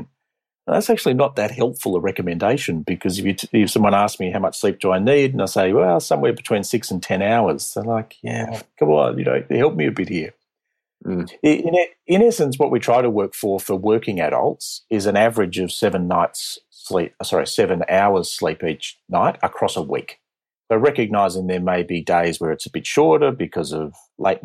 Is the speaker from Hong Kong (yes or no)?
no; Australia; accent: Australian; also born or lived in Boston; So I trained initially as a pulmonologist from Australia. You can tell from my accent.